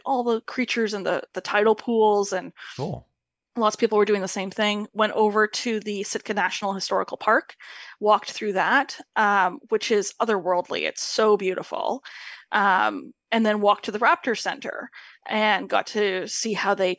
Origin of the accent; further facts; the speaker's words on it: Canada; We are Canadian, and we're not from that part of Canada